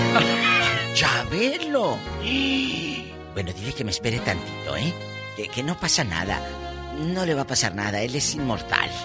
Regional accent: Matamoros, Tamaulipas, Mexico; now in California, United States; allá en mi tierra, en Matamoros

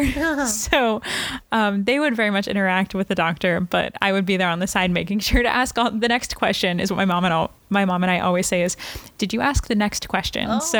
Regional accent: Brownsburg, Indiana, United States; From a town 20 minutes outside of Indianapolis, right, called Brownsburg, Indiana

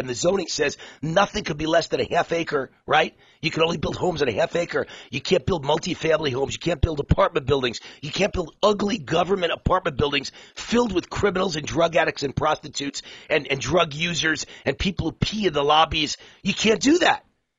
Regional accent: New York, United States; As a New Yorker

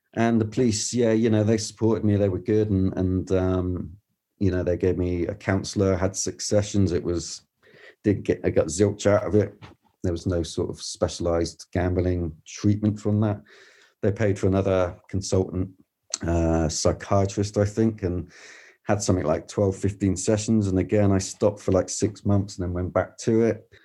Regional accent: Weymouth, South West England, United Kingdom; I'm come from Weymouth, which is a seaside town south of, um, England, in a small county called Dorset

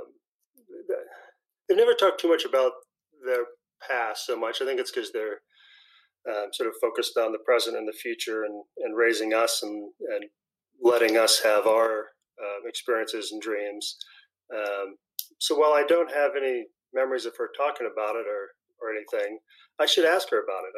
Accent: New Hampshire, United States; I'm born and raised in New Hampshire, still live here

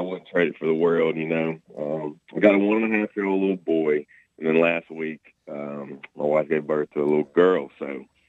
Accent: Louisiana, United States; It's going to be in Sterlington, Louisiana, which is in between my hometown and Monroe, Louisiana.

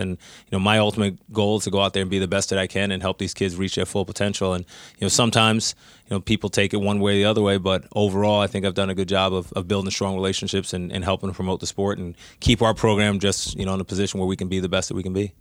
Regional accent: New York, United States; I'm from New York

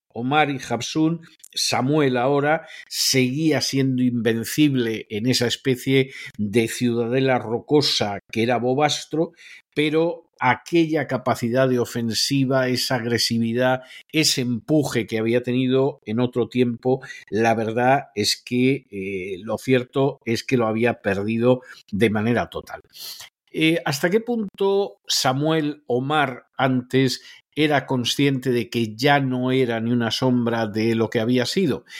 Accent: Spain; now in United States

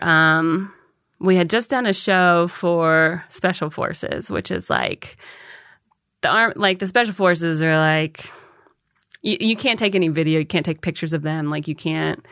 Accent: Calhoun, United States; moved away; I'm from Calhoun

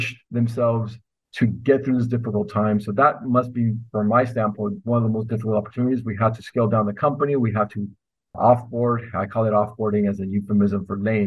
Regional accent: Los Angeles, California, United States; also born or lived in Northern Mexico; So I went to school locally, and I'm from Los Angeles at UCLA

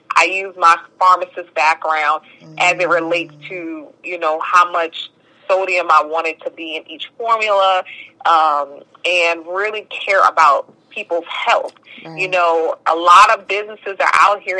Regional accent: New Jersey, United States; moved away as an adult; also born or lived in Bronx, New York / New Orleans, Louisiana; now in Atlanta, United States; I moved to Jersey

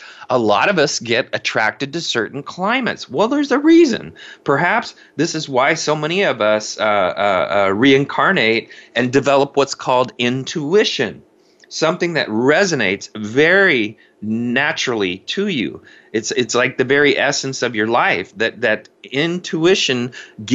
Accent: Indiana, United States; now in Seattle, United States; I grew up in cornfields in Indiana

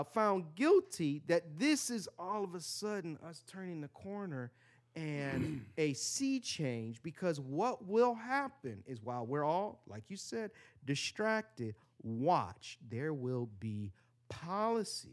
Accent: Michigan, United States; my home state of Michigan

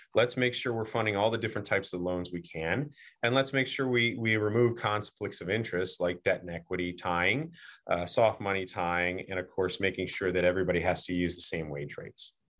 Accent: Virginia, United States; my home state of Virginia.

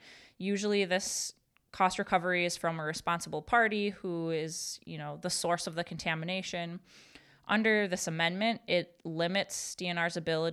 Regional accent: Marinette, Wisconsin, United States; Yes, I am from Marinette. I get to talk about this professionally and personally.

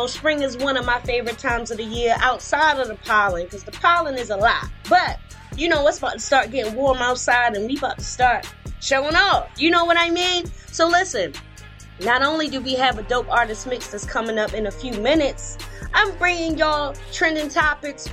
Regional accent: Baltimore, Maryland, United States; my hometown, Baltimore

